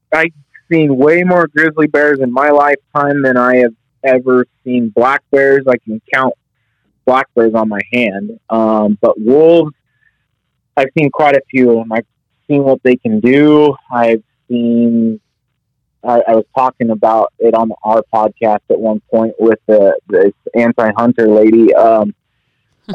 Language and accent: English; Northwest Wyoming, United States; I, I born and raised in Northwest Wyoming, uh, just outside of Yellowstone